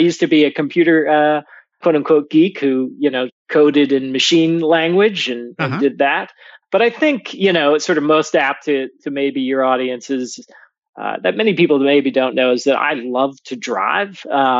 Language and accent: English; St. Louis, Missouri, United States; moved away as an adult; also born or lived in London / Paris / Dublin / New York; I was raised in St. Louis, raised on a hockey rink for most of my youth. I've traveled around a lot since then. I became a journalist straight out of college and lived in London for a while and Paris and Dublin and then New York